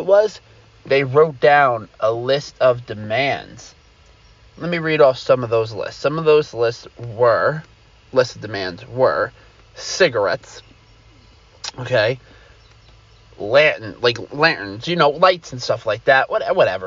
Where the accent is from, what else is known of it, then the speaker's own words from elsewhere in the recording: Long Island, New York, United States; I'm from Long Island